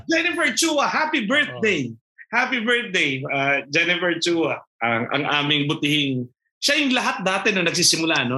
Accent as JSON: {"language": "Tagalog", "area": "Tarlac", "region": "Central Luzon", "country": "Philippines", "moved": "yes", "lives_now": "Antipolo, Philippines", "said": "ako ay taga Tarlac"}